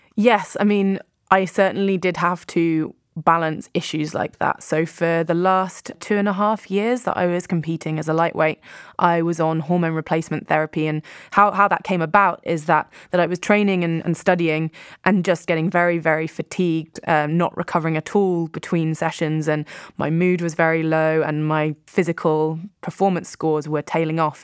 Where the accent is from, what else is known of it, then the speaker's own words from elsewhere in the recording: Poole, South West England, United Kingdom; a little bit further down the coast from where I grew up in Poole